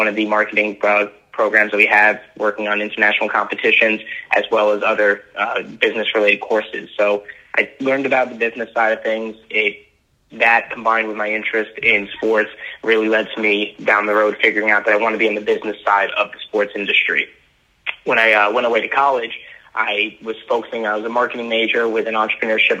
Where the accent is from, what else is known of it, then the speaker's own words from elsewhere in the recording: Long Island, New York, United States; born and raised on Long Island